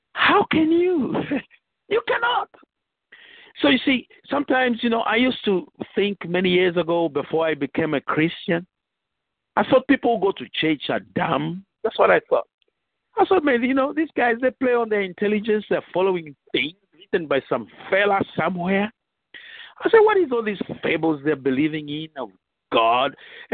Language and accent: English; Nigeria; moved away as an adult; now in Virginia, United States; When I came from Nigeria, I started a Bible school